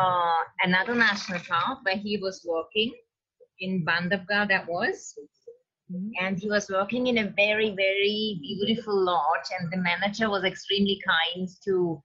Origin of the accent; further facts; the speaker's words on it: Switzerland; I'm from Switzerland and I kept coming to India since about 14 years.